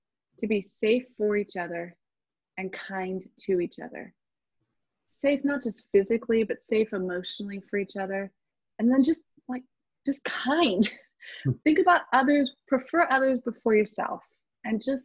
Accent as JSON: {"language": "English", "area": "Orange County", "region": "California", "country": "United States", "tie": "born or raised there", "said": "Born and raised in Orange County, California."}